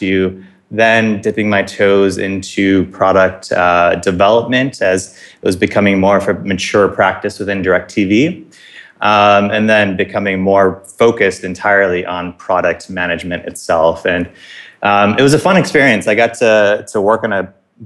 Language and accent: English; Buffalo, New York, United States; moved away as an adult; now in New York City, United States; I grew up in Buffalo, New York, and that's really where my sports roots started to grow